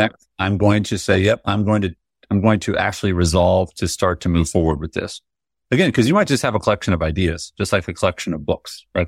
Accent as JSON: {"language": "English", "country": "United States", "tie": "born or raised there", "said": "I was born in America, you know, I salute the flag, I say the pledge"}